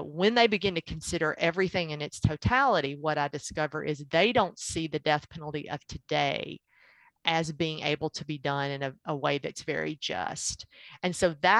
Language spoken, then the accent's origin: English; Tennessee, United States; also born or lived in Georgia; I was born and raised in Tennessee